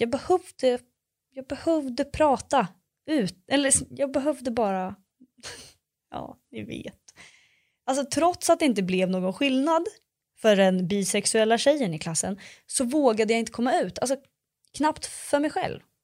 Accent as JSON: {"language": "Swedish", "town": "Örebro", "region": "Örebro County", "country": "Sweden", "tie": "born or raised there", "moved": "yes", "lives_now": "Stockholm, Sweden", "said": "jag bor i Stockholm, men jag växte upp i Örebro"}